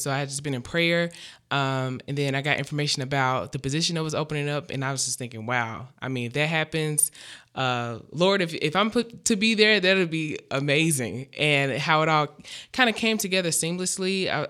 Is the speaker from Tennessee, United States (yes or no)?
yes; Memphis, Tennessee, United States; moved away; I grew up in Memphis, Tennessee.